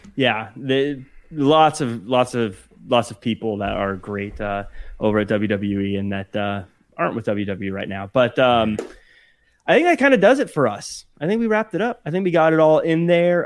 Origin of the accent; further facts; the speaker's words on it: Seattle, Washington, United States; moved away; I'm originally from the Seattle area